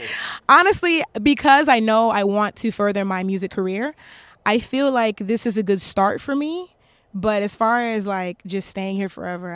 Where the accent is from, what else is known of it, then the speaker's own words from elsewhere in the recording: Nashville, Tennessee, United States; also born or lived in Japan; So I tell people I'm from Nashville, but yeah.